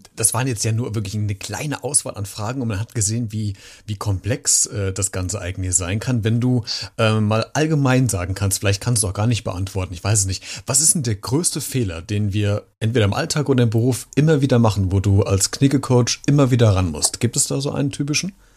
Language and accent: German; Germany; wir gerne machen als Deutschen